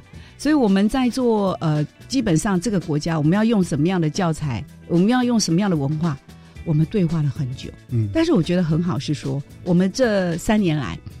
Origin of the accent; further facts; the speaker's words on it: Vietnam; 哦，比如说我们越南是以越南北部的语言为主，